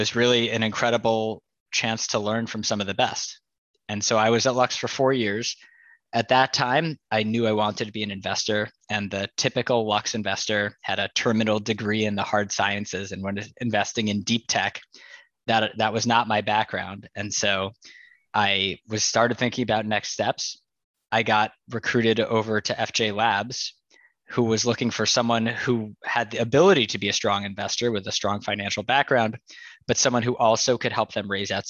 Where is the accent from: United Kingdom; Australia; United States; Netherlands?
United States; New York; I grew up in New York